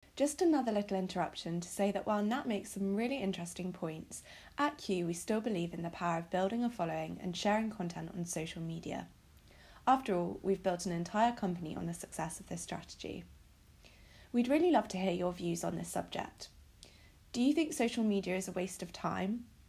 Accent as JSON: {"language": "English", "country": "United Kingdom", "said": "I'm British"}